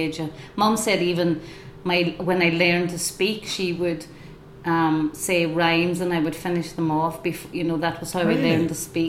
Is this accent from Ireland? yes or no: yes; Carndonagh, County Donegal, Ireland; now in London, United Kingdom; I'm from Carindonagh.